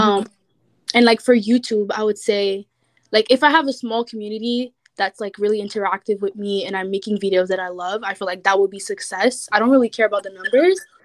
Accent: Montreal, Quebec, Canada; I'm from Montreal, Canada

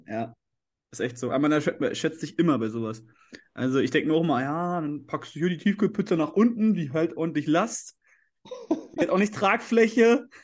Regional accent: Leipzig, Saxony, Germany; als Leipziger

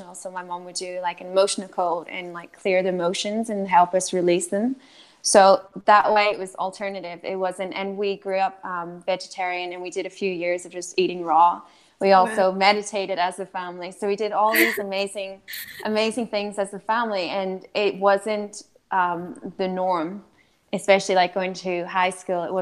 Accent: Northern Ireland, United Kingdom; moved away as an adult; also born or lived in France / Amsterdam; So I am originally from Northern Ireland. That's where I grew up

